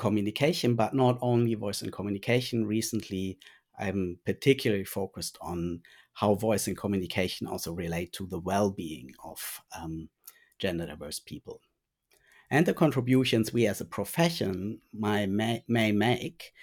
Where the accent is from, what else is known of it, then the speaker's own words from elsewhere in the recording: Germany; first language German; English is a second language; moved away as an adult; now in Bendigo, Australia; I originally did my training in speech pathology in Germany. And German is also my first language